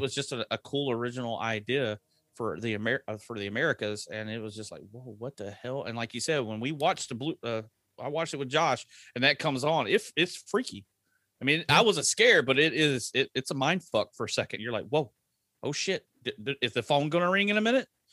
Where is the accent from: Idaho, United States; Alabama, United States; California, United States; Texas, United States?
Texas, United States; I grew up in Texas. We know trucks